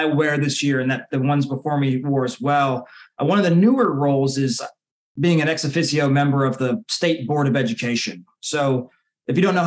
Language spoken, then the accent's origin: English; Cartersville, Georgia, United States; also born or lived in Okinawa, Japan / England; I was born in Okinawa, Japan. I started school in the British school systems in England, but in second grade in about 2002, my family moved to Cartersville, Georgia. So my public school education began then